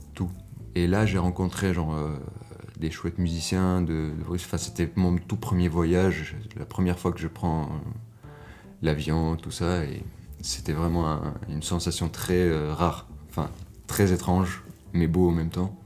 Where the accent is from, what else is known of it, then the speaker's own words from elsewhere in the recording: Tunis, Tunis Governorate, Tunisia; moved away as an adult; now in Brussels, Belgium; Je viens de Tunis et euh, maintenant j'habite à Bruxelles